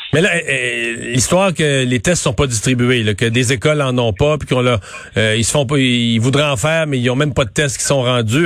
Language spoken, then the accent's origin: French; Canada; chez nous au Canada